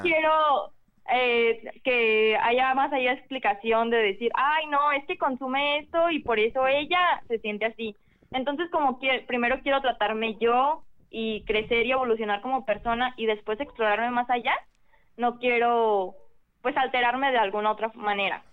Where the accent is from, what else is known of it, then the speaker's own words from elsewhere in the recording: Guadalajara, Jalisco, Mexico; de Guadalajara